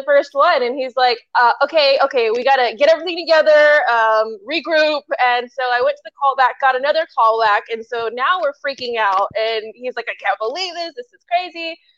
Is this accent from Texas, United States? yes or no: yes; El Paso, Texas, United States; El Paso, Texas.